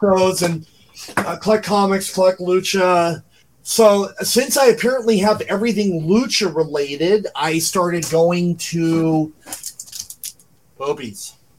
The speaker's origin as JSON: {"language": "English", "town": "Garden Grove", "region": "California", "country": "United States", "tie": "born or raised there", "said": "I grew up in a city called Garden Grove, California. It's right okay. next to Anaheim."}